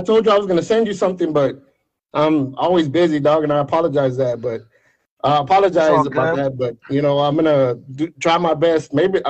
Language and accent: English; Texas, United States; I'm from Texas.